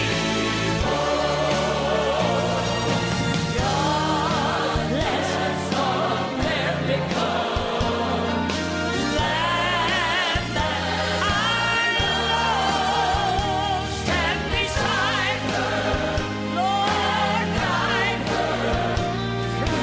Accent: Australia; I'm Australian

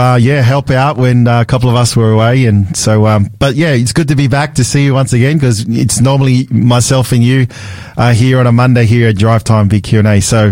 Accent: Sydney, New South Wales, Australia; I remember growing up in Australia and I grew up in Sydney.

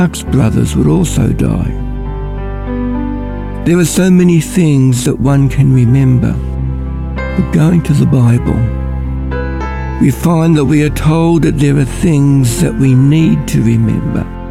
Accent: Ballarat, Victoria, Australia; I'm from Ballarat

